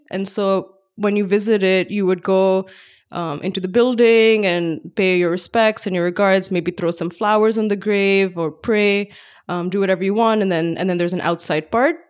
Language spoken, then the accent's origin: English; Pakistan; moved away as an adult; now in Bay Area, United States; I grew up in Pakistan